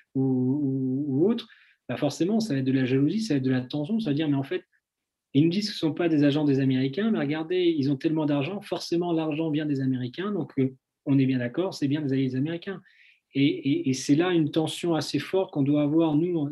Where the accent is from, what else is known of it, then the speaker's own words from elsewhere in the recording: France; petit, euh, petit Français, qui débarque